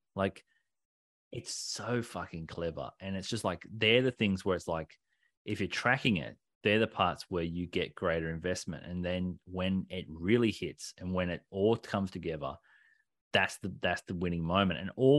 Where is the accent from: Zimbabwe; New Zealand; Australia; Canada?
Australia; we're Australian.